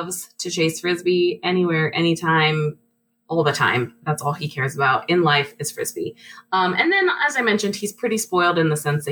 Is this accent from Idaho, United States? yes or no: yes; Boise, Idaho, United States; also born or lived in Atlanta, United States; now in Salt Lake City, United States; I grew up in Boise, which is not that far away